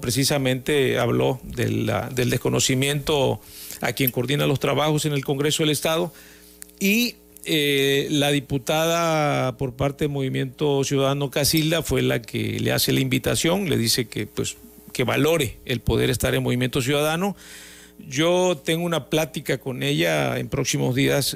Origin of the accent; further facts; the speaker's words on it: Tabasco, Mexico; los tabasqueños eh, tenemos a veces este, a veces somos un poquito tercos